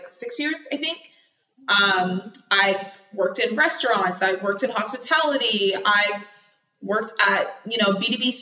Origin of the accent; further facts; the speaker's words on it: Tukwila, Washington, United States; also born or lived in Seattle, Washington; I grew up in Tukwila, very small little area